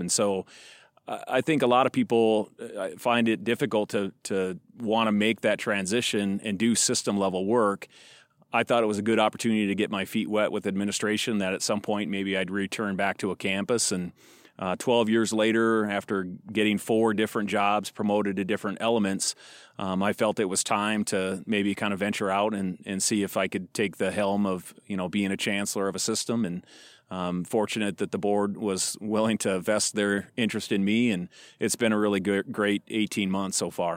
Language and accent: English; Fort Pierre, South Dakota, United States; now in Chadron, United States; I grew up in a small town in South Dakota. Um, uh, most of the time I refer to, I'd say that I'm from Pier, but actually I've, just across the river is a smaller town called Fort Pier.